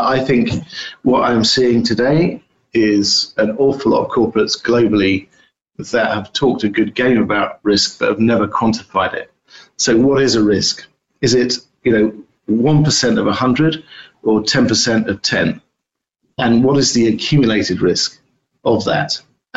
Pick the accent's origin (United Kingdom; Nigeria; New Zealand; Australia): United Kingdom; now in United States; I'm based in the US, although you can tell that I'm a Brit